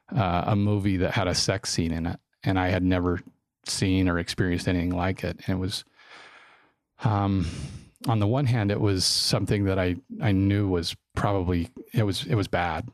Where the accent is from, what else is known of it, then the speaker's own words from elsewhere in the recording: Draper, Utah, United States; I grew up in Draper when Draper wasn't a cool place to to live. It was a little farming community